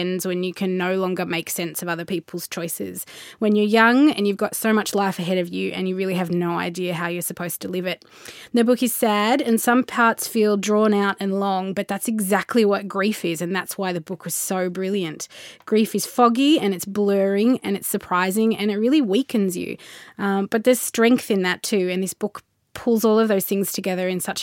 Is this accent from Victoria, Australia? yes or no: yes; Melbourne, Victoria, Australia; growing up in Melbourne when I was in my 20s